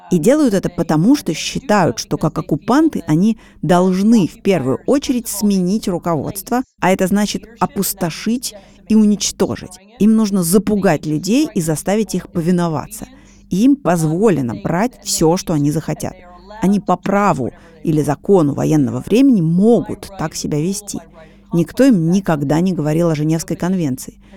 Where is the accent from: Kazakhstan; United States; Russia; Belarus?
United States; moved away; also born or lived in Poland; Я ведь американка, которая провела значительную часть своей жизни в Польше.